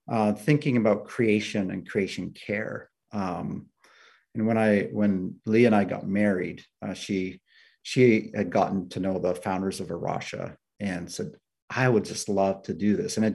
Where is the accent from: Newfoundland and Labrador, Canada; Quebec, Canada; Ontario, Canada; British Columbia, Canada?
British Columbia, Canada; Prince George; also born or lived in Nepal / Finland; I grew up in Prince George, BC.